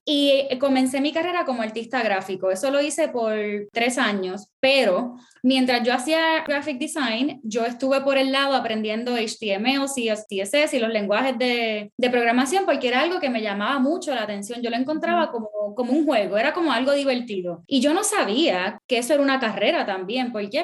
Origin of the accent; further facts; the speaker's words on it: Puerto Rico; first language Spanish; now in United States; yo crecí, me crié en Puerto Rico, soy mi, mi, primer idioma es español